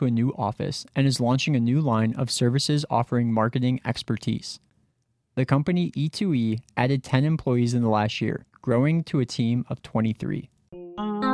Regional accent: Chicago, Illinois, United States; I am from Chicago, meaning, yes, I am a Cubs fan.

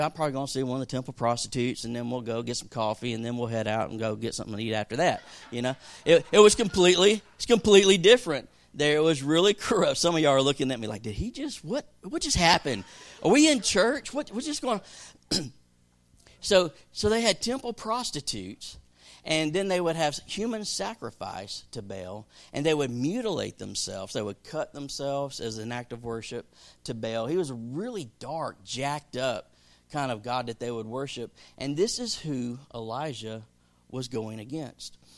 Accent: the South, United States; growing up in the South

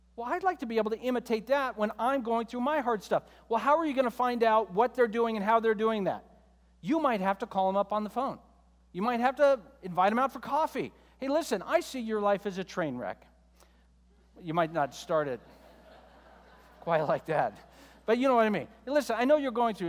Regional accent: United States; both you and I, as American believers

